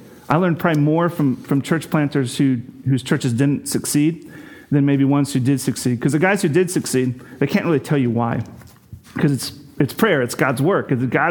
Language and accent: English; Eastern Washington, United States; also born or lived in St. Louis, Missouri; now in Bellingham, United States; I'm from Eastern Washington.